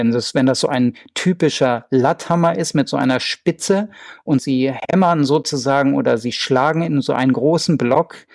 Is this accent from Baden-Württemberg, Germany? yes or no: no; Göttingen, Lower Saxony, Germany; ich komme ja aus Göttingen, Sie haben das anfangs erwähnt